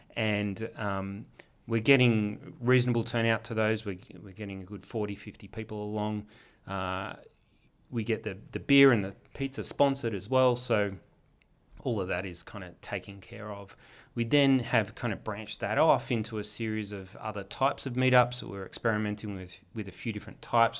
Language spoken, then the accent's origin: English; Wollongong, New South Wales, Australia; also born or lived in Melbourne / east coast of the US; I'm actually a Wollongong native, born and bred